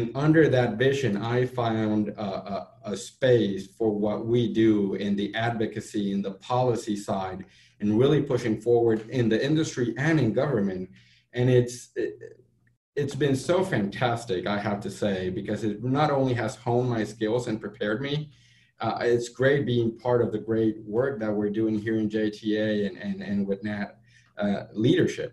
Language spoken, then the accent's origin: English; Puerto Rico; moved away as an adult; now in Jacksonville, United States; my passion for Puerto Rico. Born there, I did my grad school there